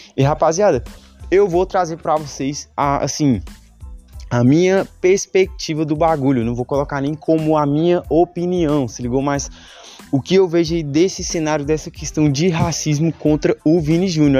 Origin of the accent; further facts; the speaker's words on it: Brazil; Nós que somos daqui do Brasil